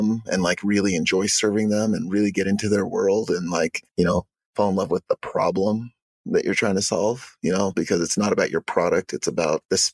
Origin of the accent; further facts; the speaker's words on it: Arizona, United States; also born or lived in Uganda; now in Utah, United States; I grew up in Arizona